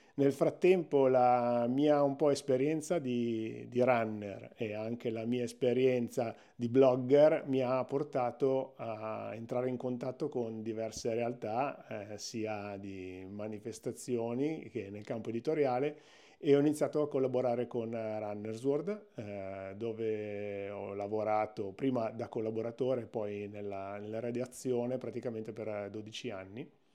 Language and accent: Italian; province of Milan, Lombardy, Italy; Io sono, sono milanesissimo, sono nato proprio nella provincia di Milano, nella zona sud-est